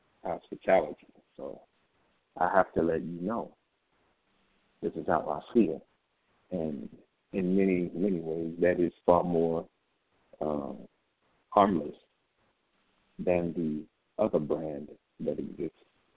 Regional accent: Jackson, Tennessee, United States; In Jackson, Tennessee.

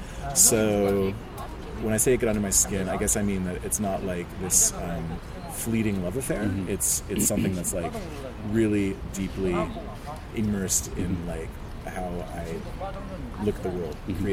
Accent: Montreal, Quebec, Canada; also born or lived in Western Canada / Central Canada; Yeah, but I lived in Western Canada for 9 years and I was born in Central Canada.

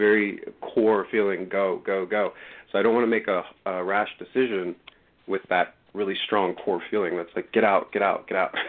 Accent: Massachusetts, United States; moved away as an adult; We're originally from Massachusetts.

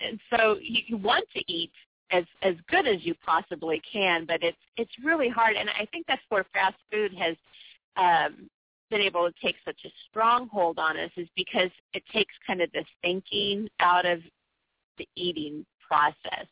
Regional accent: San Diego, California, United States; I was born and raised in San Diego

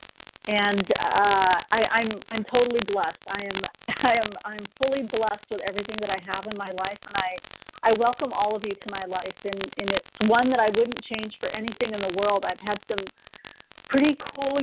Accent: Texas, United States; I'm originally from Texas

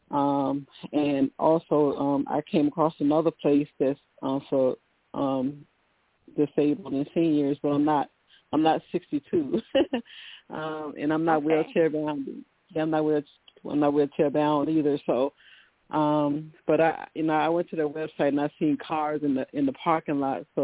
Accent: Virginia, United States

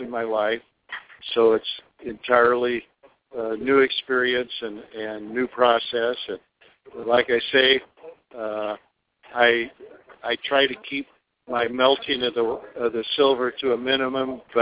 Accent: Seattle, Washington, United States; We're from the Seattle area

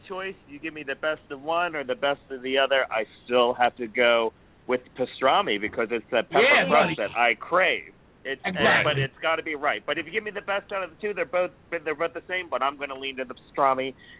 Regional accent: United States; I'm not from Philly, but I was from the area

